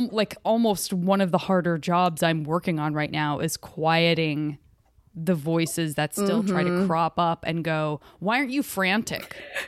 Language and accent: English; Arizona, United States; moved away; also born or lived in San Francisco; From Arizona.